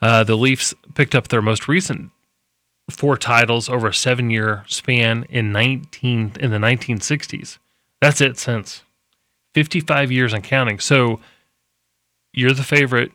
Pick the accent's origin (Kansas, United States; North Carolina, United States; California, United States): Kansas, United States; Manhattan; moved away; also born or lived in Bartow, Florida; I grew up out there in Manhattan